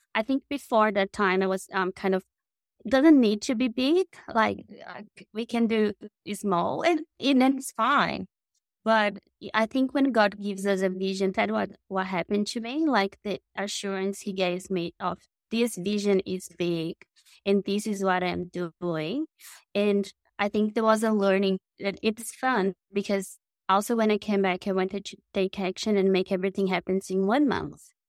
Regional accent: Brazil; moved away as an adult; I am from Brazil. So I was born in South America

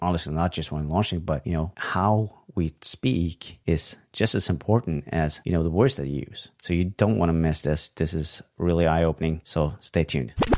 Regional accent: Norway; I'm from Norway, so we do tend to speak a little bit differently in terms of intonations

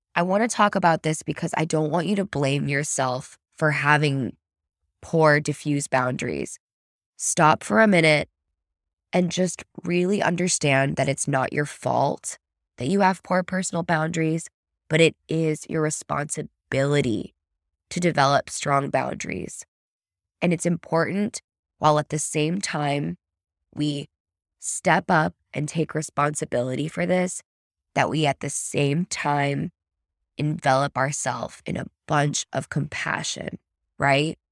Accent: United States; an American, plopped into Germany

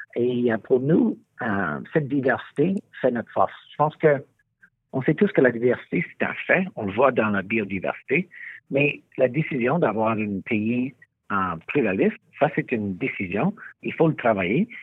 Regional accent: Morinville, Alberta, Canada; French is a second language; J'avais 15 ans et je vivais à Morinville, en Alberta

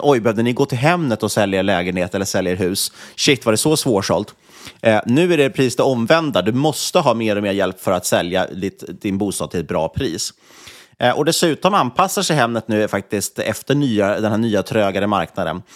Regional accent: Sweden; som svensk

